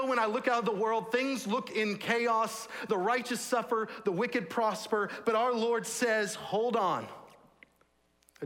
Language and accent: English; Texas, United States; also born or lived in St Andrews, Scotland; I grew up in Texas.